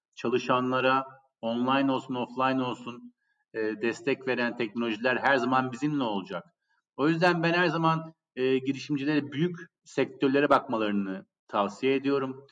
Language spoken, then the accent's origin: Turkish; Turkey; moved away as an adult; also born or lived in New York, United States / London, United Kingdom